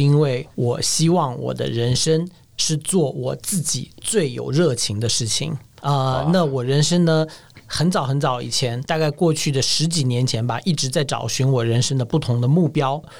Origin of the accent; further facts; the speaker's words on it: Taiwan; 我是土生土长